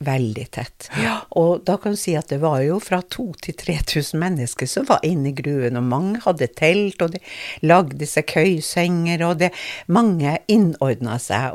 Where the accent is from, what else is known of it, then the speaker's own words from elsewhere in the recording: Kirkenes, Finnmark, Norway; accent: Finnmark dialect; also born or lived in Kiberg / Tjøme; now in Drammen, Norway; etter hvert så flytta vi opp til Bjørnvassand, for der fikk vi leilighet. Og der vokste jeg opp